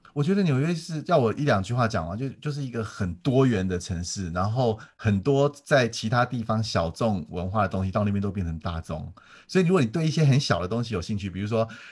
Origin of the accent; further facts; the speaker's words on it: Taiwan; moved away as an adult; also born or lived in United States; 我们台湾人